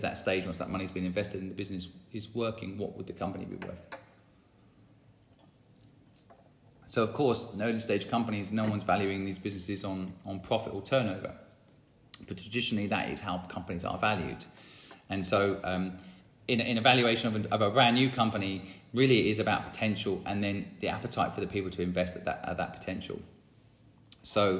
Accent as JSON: {"language": "English", "town": "St Neots", "region": "East of England", "country": "United Kingdom", "tie": "born or raised there", "said": "my hometown of St. Neots"}